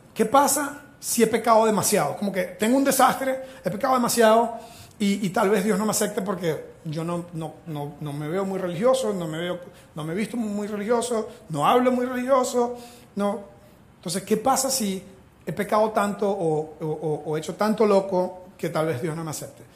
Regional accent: Venezuela; first language Spanish; now in Costa Rica; yo soy de Venezuela, mi primer idioma es el español

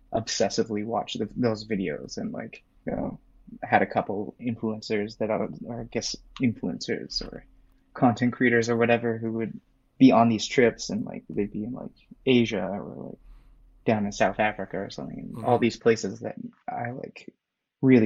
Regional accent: a city near Vancouver, British Columbia, Canada; moved away; I'm from Canada, and from a city near Vancouver.

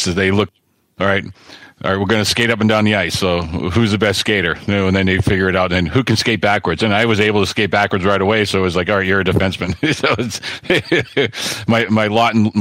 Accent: Framingham, Massachusetts, United States; moved away as an adult; also born or lived in Pittsburgh; I grew up, I was born in Framingham, which is about 25 minutes west of the city

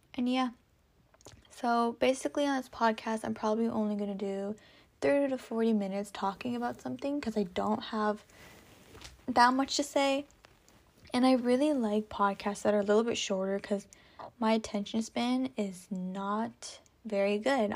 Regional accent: California, United States; I am from California. sunny California.

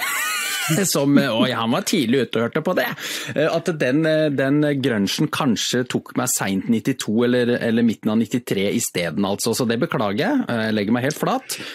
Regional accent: Sandefjord, Vestfold, Norway; now in Sørlandet, Norway; har jo vokst opp i Sandefjord

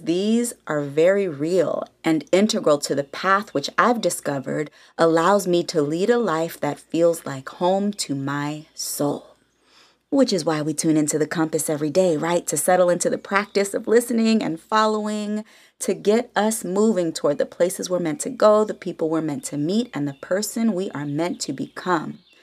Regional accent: the Bay Area, California, United States; now in Los Angeles, United States; I'm from the Bay all day, San Francisco and Oakland alike

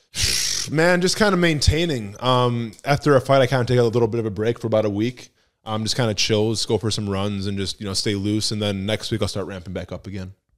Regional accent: Wisconsin, United States; I'm from Wisconsin

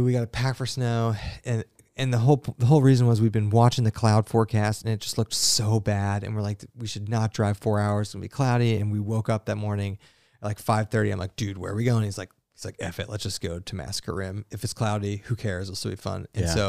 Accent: British Columbia, Canada; So I'm from the West Coast in BC.

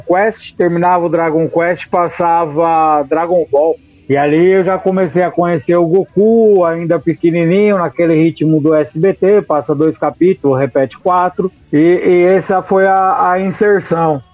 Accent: São Paulo, Brazil; eu sou de São Paulo, a gente tinha a TV Gazeta

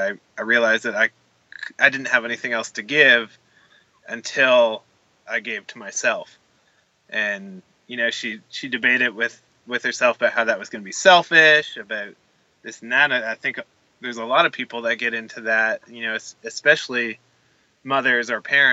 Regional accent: Canada; being Canadian

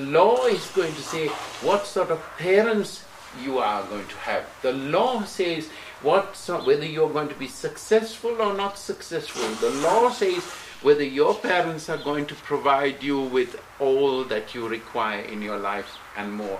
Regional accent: United Kingdom; also born or lived in Sri Lanka; now in Switzerland; Where did you grow up? In Britain.

